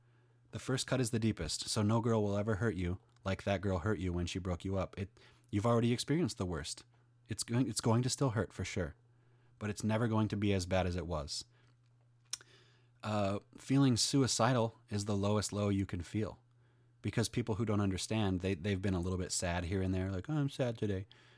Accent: Denmark; I'm 30. I'm from Denmark.

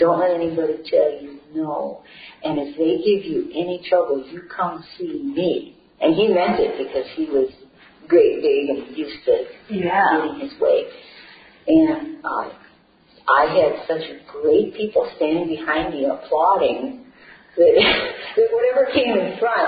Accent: Columbia Heights, Minnesota, United States; I was born and raised in Columbia Heights

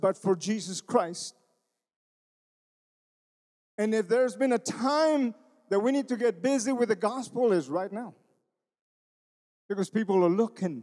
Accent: Texas, United States; accent: Tex-Mex; moved away; I grew up in Texas

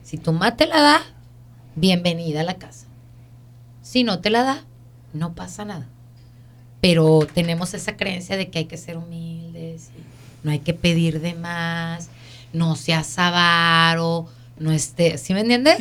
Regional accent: Mexico; now in United States; nosotros que venimos de México a este país

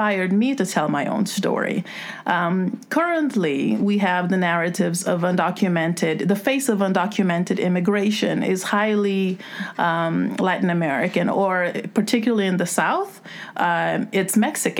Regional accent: Cape Verde; now in United States; I am originally from the Cape Verde Islands on the West African coast

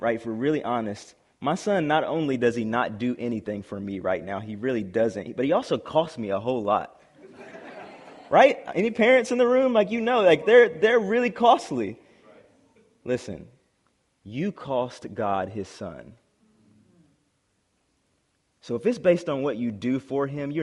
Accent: South Carolina, United States; moved away as an adult; I'm from South Carolina originally, and I was going to the University of North Carolina

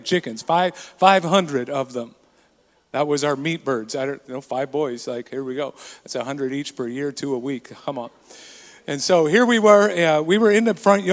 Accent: Burton, British Columbia, Canada; I grew up in a small town in BC, in the interior. I usually say Nakusp, but actually it was in a place even smaller than that, just outside of Nakusp, called Burton

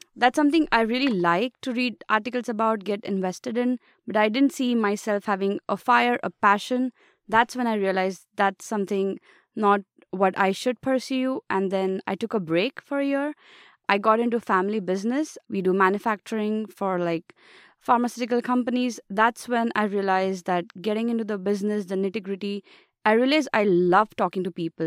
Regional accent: Mumbai, Maharashtra, India; moved away as an adult; now in United States; I come from India, and particularly Mumbai city.

